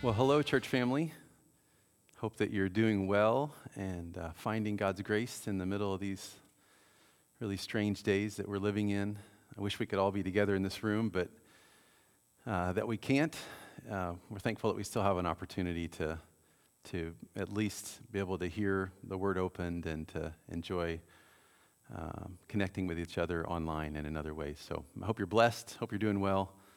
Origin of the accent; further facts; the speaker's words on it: Mount Vernon, United States; also born or lived in Cape Girardeau, Missouri; I grew up here in Mount Vernon